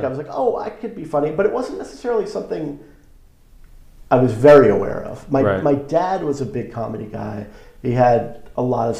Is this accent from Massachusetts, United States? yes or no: no; Long Island, New York, United States; now in Los Angeles area, United States; growing up on Long Island